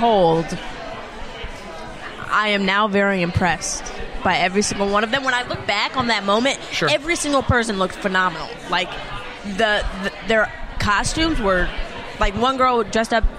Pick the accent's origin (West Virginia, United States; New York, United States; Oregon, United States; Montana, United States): West Virginia, United States; moved away; I grew up in West Virginia